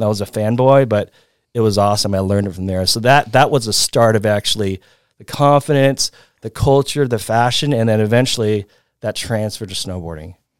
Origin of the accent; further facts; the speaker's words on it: Hermosa Beach, California, United States; also born or lived in Venice, California; I grew up I grew up in the South Bay next to L A. It's called Manhattan Beach in Hermosa Beach in Venice